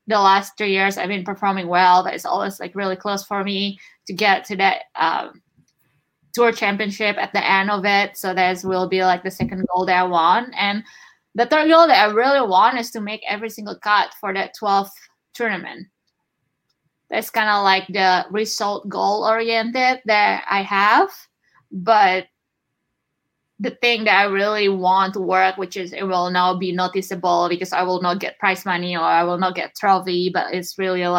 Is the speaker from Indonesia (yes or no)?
yes; Indonesia; English is a second language; moved away as an adult; now in United States; I'm from Indonesia